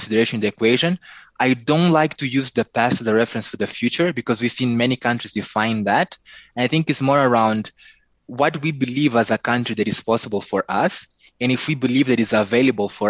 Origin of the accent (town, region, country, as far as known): Mozambique